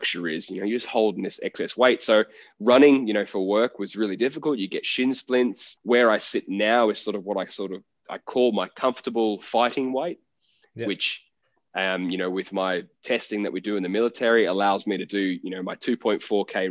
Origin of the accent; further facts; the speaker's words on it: Gold Coast, Queensland, Australia; I grew up on the Gold Coast.